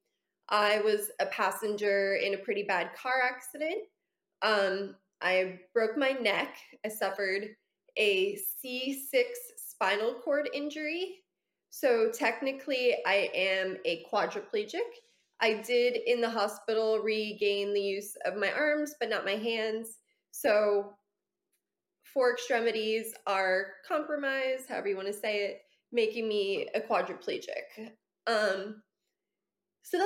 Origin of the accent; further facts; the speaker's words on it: Orlando, Florida, United States; also born or lived in New Jersey; I've been in Orlando since I was five